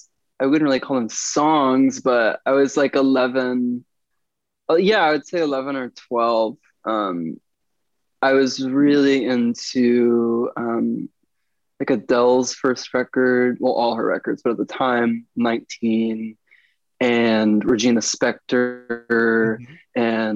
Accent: Springfield, Missouri, United States; also born or lived in Kansas City / New Hampshire / Illinois; I was born in Kansas City, Missouri, but my family moved around a bit. We lived in New Hampshire for a couple of years, Illinois for a couple of years, but we moved back to Missouri when I was 11. So I say I'm from Missouri.

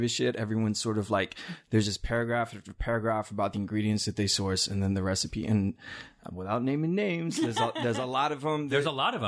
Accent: Houston, Texas, United States; I grew up in Houston

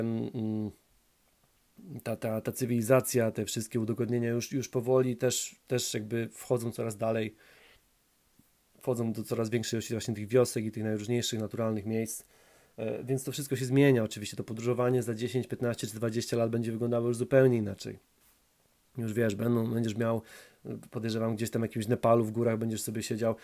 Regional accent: Poland; moved away; also born or lived in High Wycombe, England; ja jestem z Duńskiej Woli. Z Duńska Wola to jest małe, małe, małe tam miasto, 30, tam 35 tysięcy mieszkańców

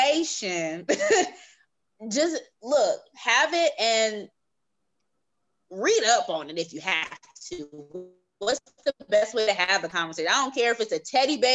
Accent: California, United States; I'm from California, and I came out to Atlanta on a college tour

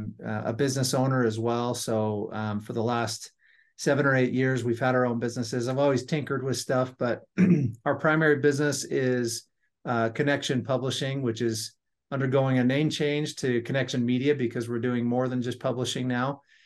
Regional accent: Las Vegas, Nevada, United States; now in North Ogden, United States; I'm originally from Las Vegas, Nevada. I live in northern Utah now, in a little town called North Ogden.

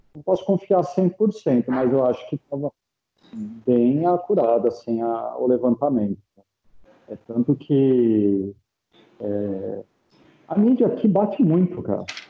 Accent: Jundiaí, São Paulo, Brazil; moved away as an adult; now in Italy; da região de onde eu venho, em específico é, de Jundiaí

